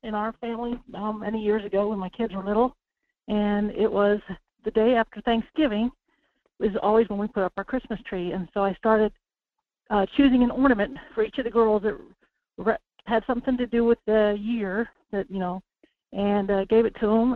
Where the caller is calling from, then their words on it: Homer, Alaska, United States; I'm calling from Homer